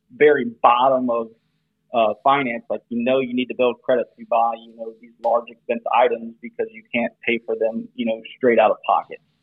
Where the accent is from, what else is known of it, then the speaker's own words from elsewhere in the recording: South Louisiana, United States; we're both from South Louisiana, went to the same high school together